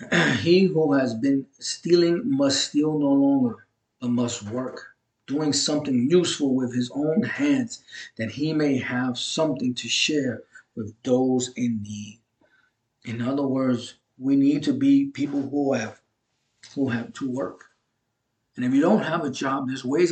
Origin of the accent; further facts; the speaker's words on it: New York City, New York, United States; I'm from Brooklyn, New York, and so I have an accent